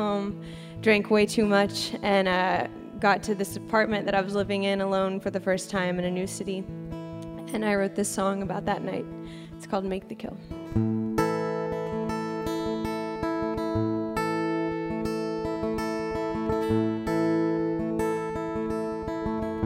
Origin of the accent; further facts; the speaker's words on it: Arkansas, United States; moved away as an adult; now in Nashville, United States; I'm originally from Arkansas, but I moved to Nashville